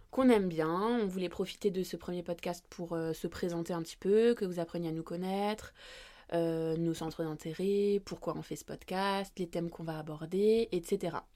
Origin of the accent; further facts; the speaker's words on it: Strasbourg, Grand Est, France; de base on vient de Strasbourg.